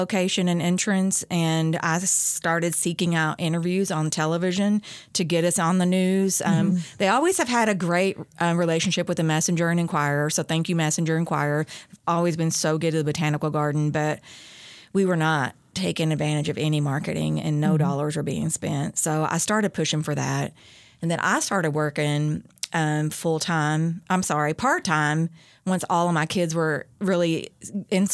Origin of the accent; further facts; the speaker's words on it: Owensboro, Kentucky, United States; also born or lived in Lexington, Kentucky; I was born and raised in Owensboro